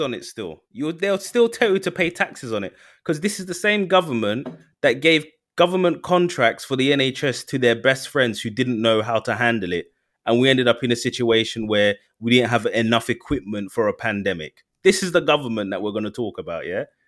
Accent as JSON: {"language": "English", "country": "United Kingdom", "said": "we're proper British"}